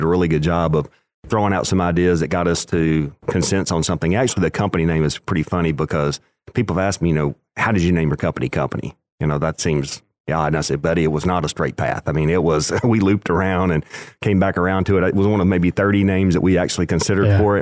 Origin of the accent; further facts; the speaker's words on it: West Tennessee, United States; I grew up in West Tennessee